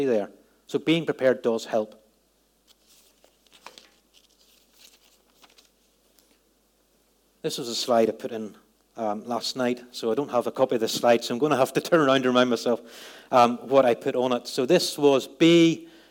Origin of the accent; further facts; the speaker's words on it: Northern Ireland, United Kingdom; moved away; Growing up in Northern Ireland, at a place at the time I grew up, had a lot of conflict.